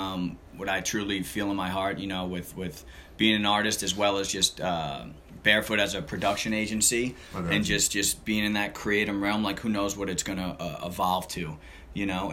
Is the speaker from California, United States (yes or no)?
yes; Long Beach, California, United States; I'm from Long Beach